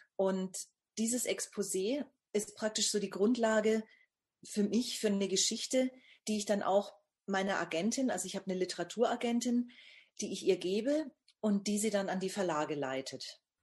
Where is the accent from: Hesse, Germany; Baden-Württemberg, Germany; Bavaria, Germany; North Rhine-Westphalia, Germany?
Bavaria, Germany; Bamberg; Ich bin geboren in Bamberg. Das liegt also in Nordbayern bzw. Oberfranken